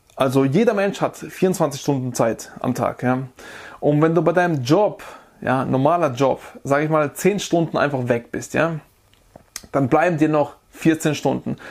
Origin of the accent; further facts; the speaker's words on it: Germany; bei uns in Deutschland